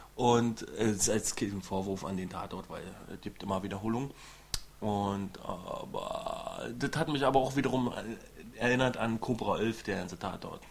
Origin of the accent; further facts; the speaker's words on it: East Germany, Germany; ich bin ja selber Ossi